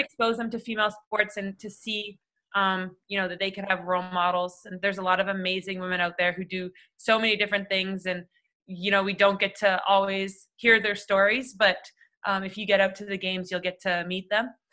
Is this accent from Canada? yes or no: yes; Toronto, Ontario, Canada; growing up in Toronto